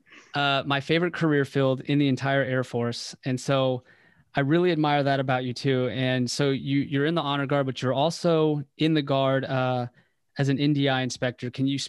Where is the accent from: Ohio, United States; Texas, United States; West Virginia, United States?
West Virginia, United States; I was born in West Virginia.